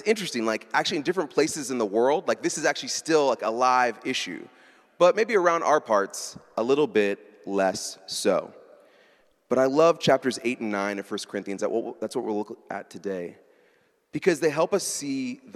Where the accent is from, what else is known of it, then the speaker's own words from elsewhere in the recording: Baltimore, Maryland, United States; I'm from Baltimore